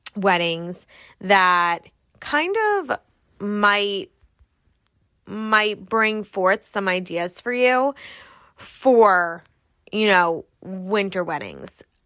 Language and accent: English; New York, United States; I'm from New York